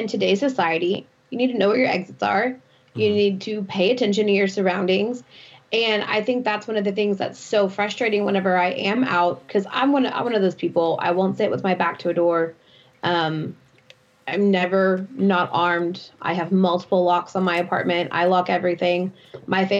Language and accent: English; Houston, Texas, United States; growing up in Houston